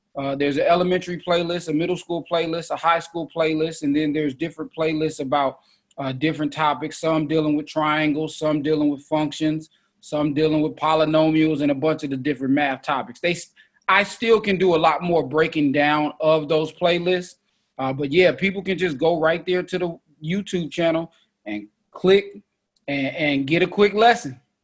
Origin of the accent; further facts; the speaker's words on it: Oakland, California, United States; I'm from East Oakland